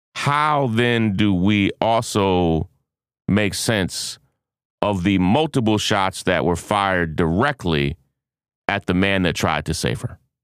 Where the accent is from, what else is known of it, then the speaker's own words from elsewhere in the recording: United States; I'm an American